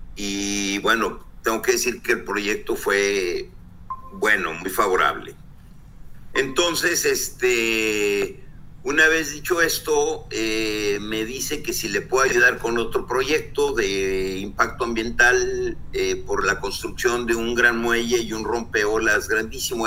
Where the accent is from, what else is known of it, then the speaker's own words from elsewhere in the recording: Torreón, Coahuila, Mexico; moved away as an adult; now in Ensenada, Mexico; soy de Torreón, Coahuila, decidí venirme a Ensenada, Baja California.